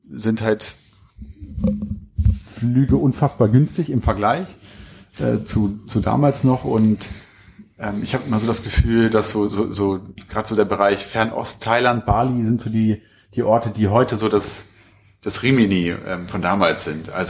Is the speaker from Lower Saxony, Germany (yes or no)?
yes; Hanover, Lower Saxony, Germany; Also wir kommen aus Hannover.